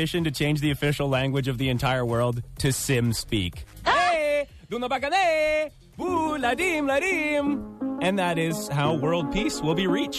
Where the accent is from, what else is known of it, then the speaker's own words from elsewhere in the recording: Hell, Michigan, United States; now in Canada; I'm from Hell, Michigan, yeah. Which is, you know, it's kind of like northwest of Ann Arbor, so really not too far away at all.